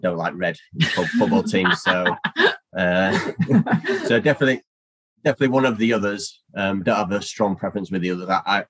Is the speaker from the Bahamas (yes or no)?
no; United Kingdom; I'm very British in that way.